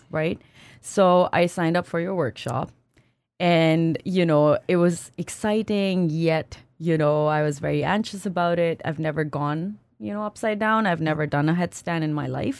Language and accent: English; Pakistan; moved away as an adult; also born or lived in France / United States / Singapore; now in Canada; I grew up in Pakistan